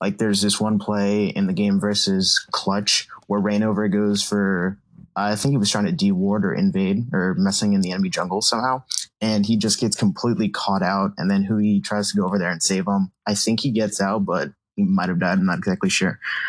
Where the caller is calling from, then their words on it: Connecticut, United States; I'm in Connecticut right now.